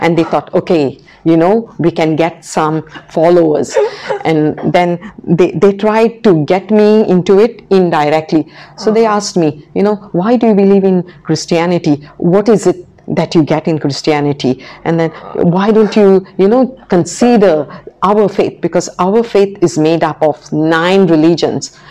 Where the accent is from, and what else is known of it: Goa, India; now in Macau